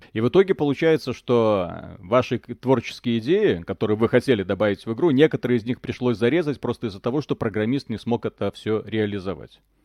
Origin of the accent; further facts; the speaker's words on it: Belarus; я, парень из Беларуси